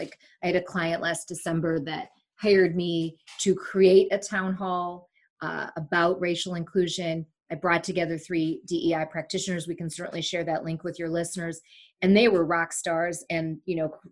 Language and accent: English; Sri Lanka; moved away; I was born in Sri Lanka